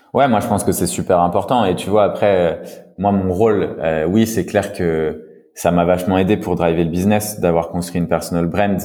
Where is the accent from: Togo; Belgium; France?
France; accent: French; mon accent français